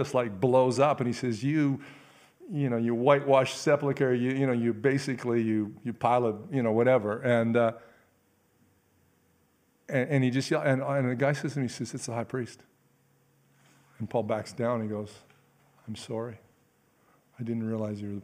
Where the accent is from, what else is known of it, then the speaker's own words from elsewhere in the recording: Canada; I'm a Canadian. I have a right as a Canadian citizen.